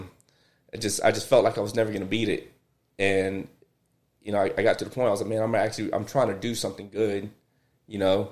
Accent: Seadrift, Texas, United States; also born or lived in Port Lavaca; originally my hometown, Seadrift, but Calhoun County

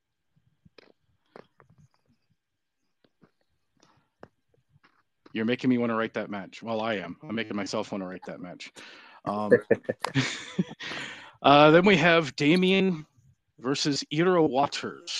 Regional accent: Southern California, United States; now in Deep South, United States; I grew up in Southern California, so I've had Spanish since I was three

